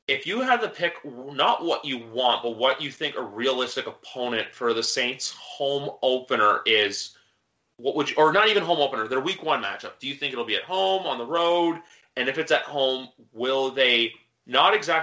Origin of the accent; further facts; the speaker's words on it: Canada; I'm Canadian